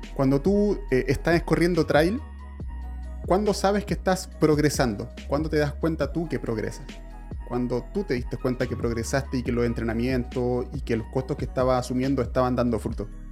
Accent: Chile; yo soy chileno

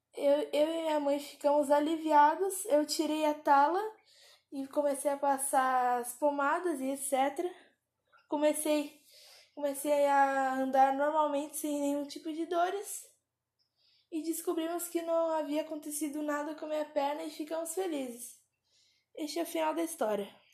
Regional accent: Pedra Bruta, Brazil; eu tenho 11 anos e eu sou de Pedra Bruta

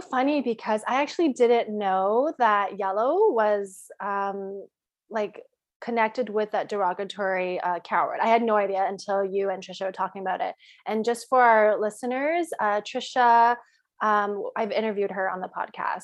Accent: Canada; moved away as an adult; now in United States; I grew up in Canada

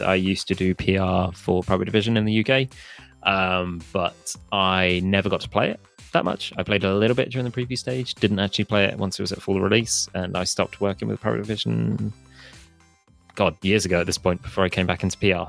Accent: Hereford, West Midlands, United Kingdom; moved away; originally I'm from Hereford

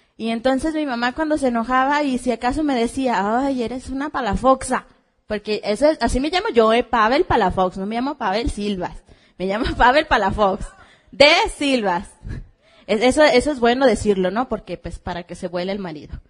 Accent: Hermosillo, Sonora, Mexico; venimos de Hermosillo, Sonora, la tierra caliente y de muchos diamantes

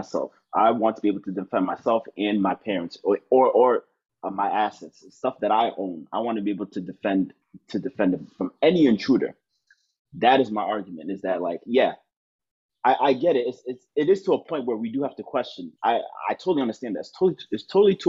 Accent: United States; as an American

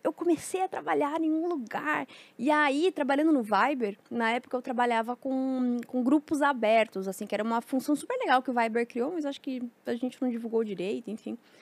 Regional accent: Mafra, Santa Catarina, Brazil; era o canal Mafra, que eu sou de Santa Catarina

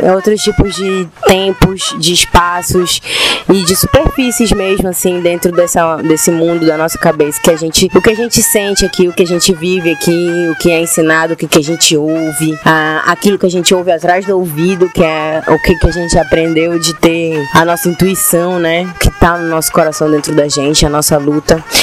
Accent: Belém, Pará, Brazil; accent: Belém accent; aqui a gente em Belém até nosso sotaque assim, ah, é muito tupi

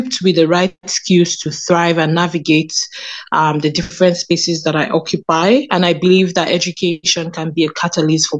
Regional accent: Lagos, Nigeria; now in Canada; I was born in Lagos, Nigeria

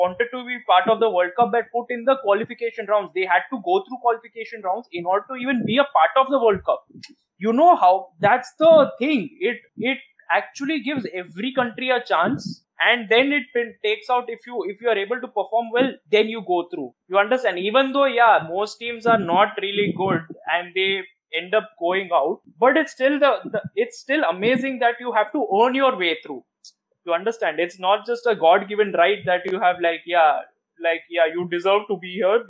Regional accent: India; as an Indian, I started watching cricket first

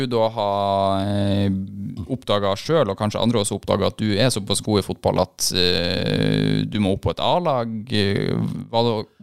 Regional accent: Bugnes, Finnmark, Norway; also born or lived in Moss; now in Bodø, Norway; hjemme i Bugnes og i bygda jeg vokste opp i.

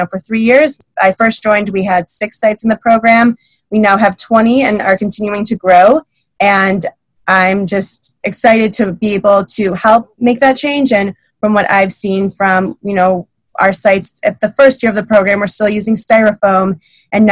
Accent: West Bloomfield, Michigan, United States; I'm born and raised in Michigan. I grew up in West Bloomfield

